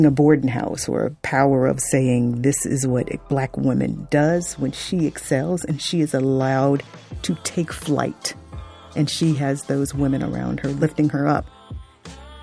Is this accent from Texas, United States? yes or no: no; Fort Lauderdale, Florida, United States; I grew up in South Florida, Fort Lauderdale